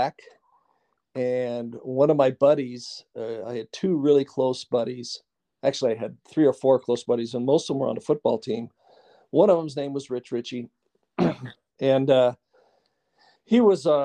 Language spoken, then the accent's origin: English; Los Angeles, California, United States; moved away as an adult; I went to high school in L.A.